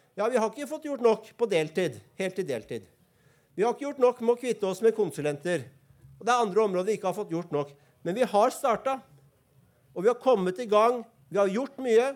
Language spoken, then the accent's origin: Norwegian; Oslo, Norway; jeg er fra Bøler, så jeg har eh, et uh, vulgært språk